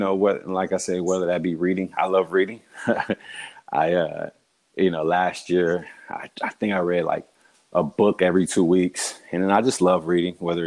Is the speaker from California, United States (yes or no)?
yes; California, United States; also born or lived in Houston, Texas / Utah; I'm from California, raised there, but born in Houston, from California